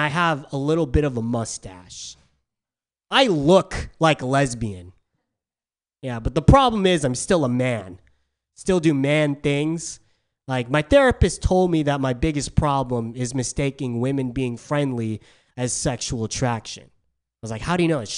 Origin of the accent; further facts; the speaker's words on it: San Diego, California, United States; moved away as an adult; now in San Francisco, United States; I'm from San Diego. San Diego's a bit more conservative than San Francisco. I was called weird a lot growing up